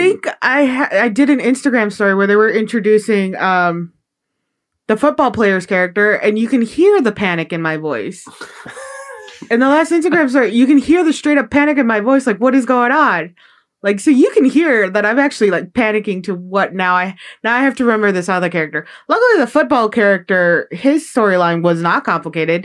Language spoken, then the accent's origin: English; Chicago, Illinois, United States; moved away; growing up in Chicago, Irish culture is very uh, big over there